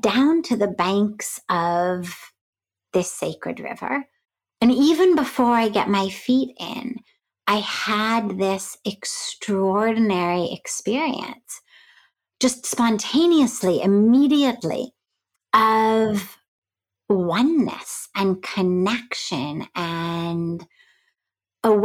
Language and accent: English; Los Angeles, California, United States; moved away as an adult; now in India; I grew up in Hollywood